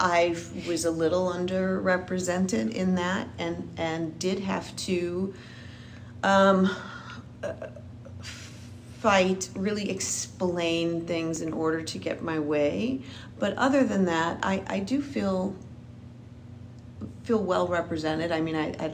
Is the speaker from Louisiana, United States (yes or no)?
yes; New Orleans, Louisiana, United States; I am originally from New Orleans, Louisiana.